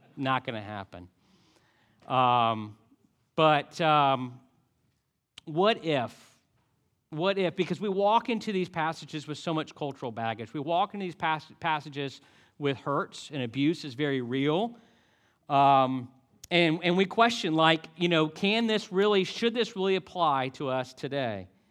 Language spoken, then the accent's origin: English; Highland City, Florida, United States; moved away; also born or lived in Montgomery, Alabama; we grew up doing fireworks in Highland City